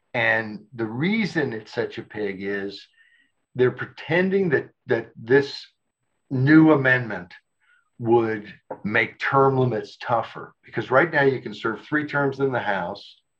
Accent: Arkansas, United States; I grew up in Arkansas

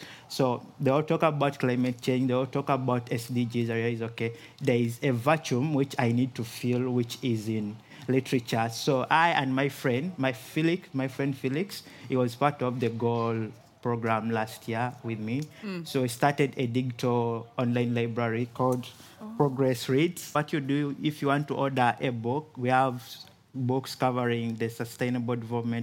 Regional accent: Kampala, Central Region, Uganda; I'm from Kampala, Uganda

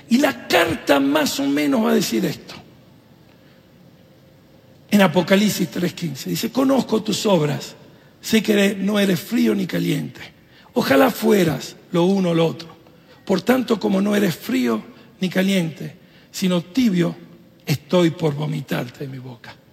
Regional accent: Italy; yo soy italiano, mi esposa argentina, Estamos, que siempre hay drama

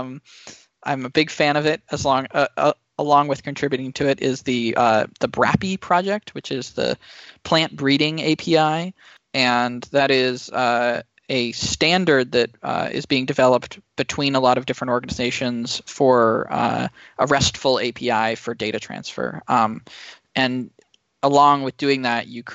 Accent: Silicon Valley, California, United States; growing up in Silicon Valley

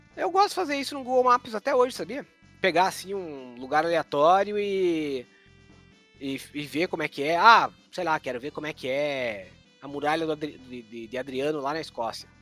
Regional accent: interior of Santa Catarina, Brazil; a cidade onde eu nasci, no interior do interior de Santa Catarina

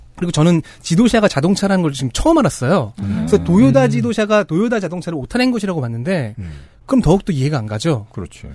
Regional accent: Seoul, South Korea; 서울 토박이라서 남산에 자주 갔는데 그건 제가 남산 기슭에서 자라났기 때문이죠

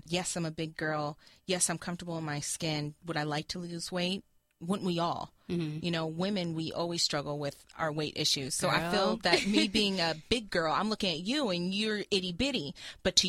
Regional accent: West Coast, United States; I am from the West Coast

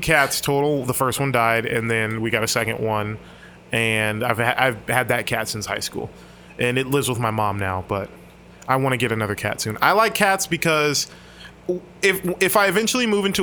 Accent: Miami, Florida, United States; I grew up in Miami.

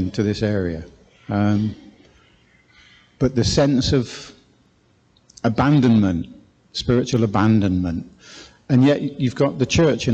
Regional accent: South West England, United Kingdom; moved away as an adult; we don't come from this part of the world. We come from the southwest originally. You can probably hear it in my accent.

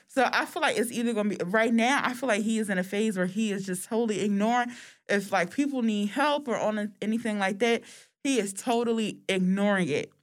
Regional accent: United States; we're American

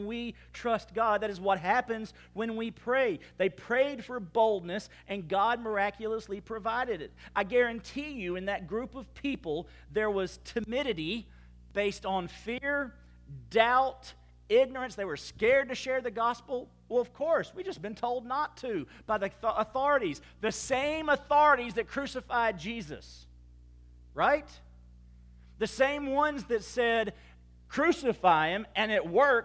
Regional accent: Baton Rouge, Louisiana, United States; moved away as an adult; also born or lived in Clarksville, Texas; now in Sulphur, United States; we said, well, Baton Rouge, Louisiana

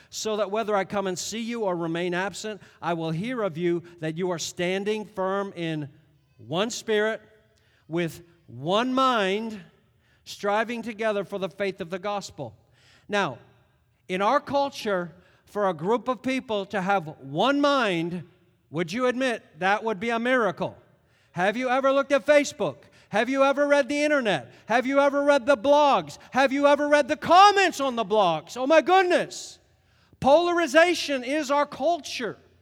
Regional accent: United States; also born or lived in Connecticut / New York; we're Americans.

